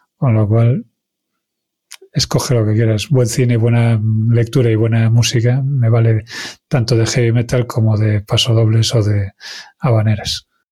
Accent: Galicia, Spain; first language Galician; Spanish is a second language; como buen gallego

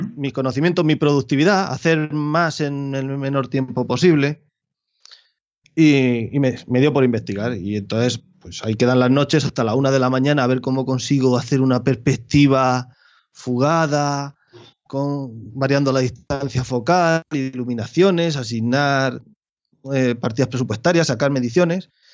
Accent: Albacete province, Castilla-La Mancha, Spain; mi provincia ni a mi pueblo

